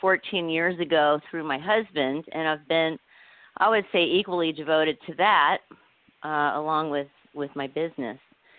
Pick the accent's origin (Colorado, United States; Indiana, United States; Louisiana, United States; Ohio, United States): Ohio, United States; Columbus; moved away as an adult; now in California, United States; I am originally from Columbus, Ohio, and I grew up there, and I went all the way through college there at Ohio State, and I became a member of the Ohio Bar, and then I moved to California